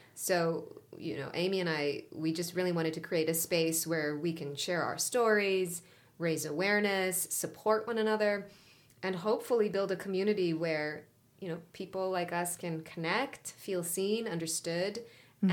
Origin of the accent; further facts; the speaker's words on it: Israel; first language Hebrew; English is a second language; moved away as an adult; now in Los Angeles, United States; I was born and raised in Israel.